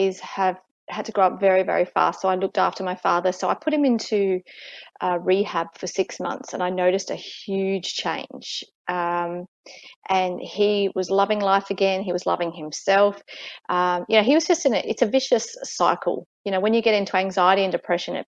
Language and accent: English; Adelaide, South Australia, Australia; moved away as an adult; now in Fiji; I was born in Adelaide, Australia. Right. And so I pretty much lived there my whole life up until 3 years ago